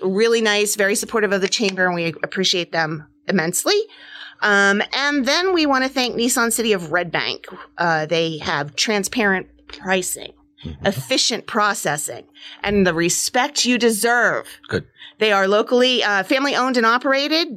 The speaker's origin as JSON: {"language": "English", "region": "New Hampshire", "country": "United States", "tie": "born or raised there", "moved": "yes", "lives_now": "New Jersey, United States", "said": "I grew up in New Hampshire"}